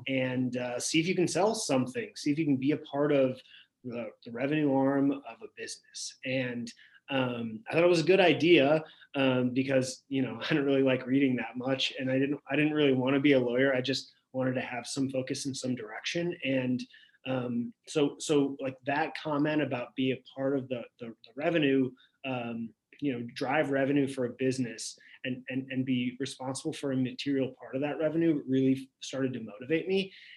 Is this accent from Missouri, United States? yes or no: yes; St. Louis, Missouri, United States; I'm from St. Louis, from the Midwest